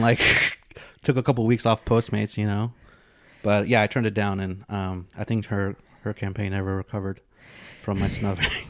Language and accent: English; the Bay Area, California, United States; I grew up in the Bay